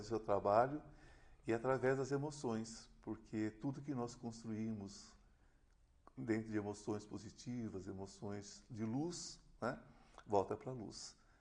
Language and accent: Portuguese; São Paulo, Brazil; eu sou nascido aqui